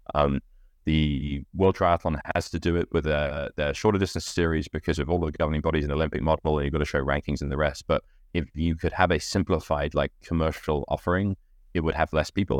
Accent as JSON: {"language": "English", "country": "United Kingdom", "said": "I'm British"}